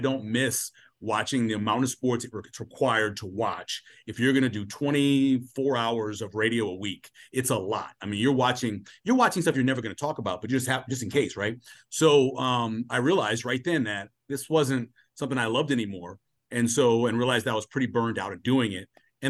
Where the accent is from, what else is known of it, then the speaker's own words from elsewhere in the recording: New Orleans, Louisiana, United States; growing up where I grew up in New Orleans and traveling a lot when I was a kid